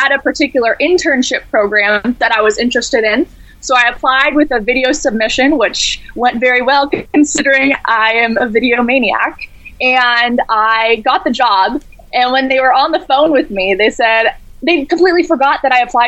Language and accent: English; California, United States; also born or lived in Spokane, Washington; I'm from California.